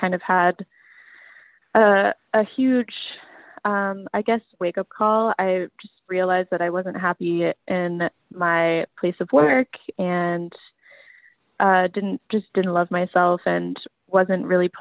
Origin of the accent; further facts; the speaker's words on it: Las Vegas, Nevada, United States; now in Seattle, United States; I grew up in Vegas, so you know, those 100 degree summers